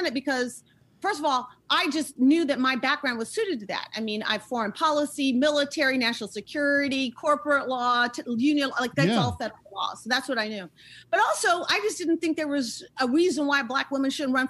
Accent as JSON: {"language": "English", "town": "Oakland", "region": "California", "country": "United States", "tie": "born or raised there", "also_born_or_lived": "Turkey / Syria", "said": "I was born in Turkey, lived all over the Middle East, went through divorce like so many folks did. I ended up in Oakland, California with my mom. So I went from Damascus, Syria to Oakland."}